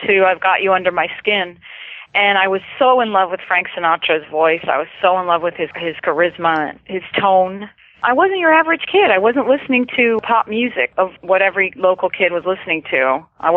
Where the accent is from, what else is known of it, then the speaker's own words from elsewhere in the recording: Toronto, Ontario, Canada; I'm from Canada, cold.